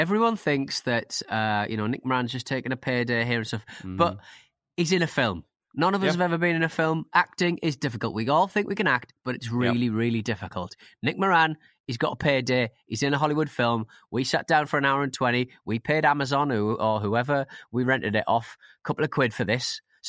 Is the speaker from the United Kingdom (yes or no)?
yes; Scotland, United Kingdom; As a Scot, it makes me extremely angry as to how we were portrayed in this bargain bin rubbish.